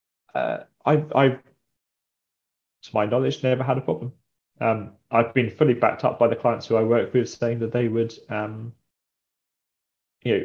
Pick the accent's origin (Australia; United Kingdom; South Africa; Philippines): United Kingdom; Brighton, South East England; moved away as an adult; also born or lived in Cornwall; now in Devon, United Kingdom; I'm from Brighton. I'm Brighton born and bred.